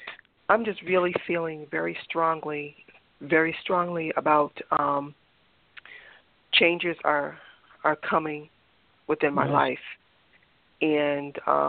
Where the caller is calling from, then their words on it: Massachusetts, United States; I'm calling from Massachusetts.